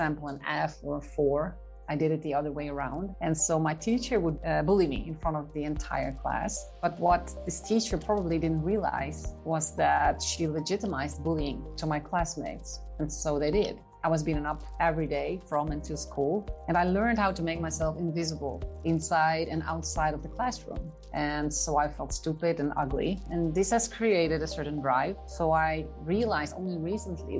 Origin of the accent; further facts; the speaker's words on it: Haarlem, North Holland, Netherlands; Haarlem, the Netherlands